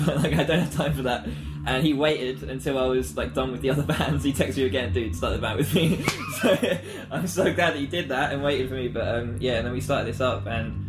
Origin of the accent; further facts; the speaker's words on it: Canterbury, South East England, United Kingdom; also born or lived in Herne Bay; I was born in Canterbury, which is where we're based now.